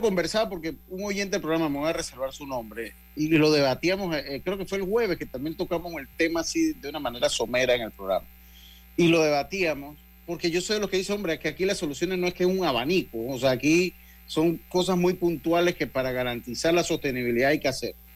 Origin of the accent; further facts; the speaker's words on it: Panama; una frase que utilizamos acá en mi tierra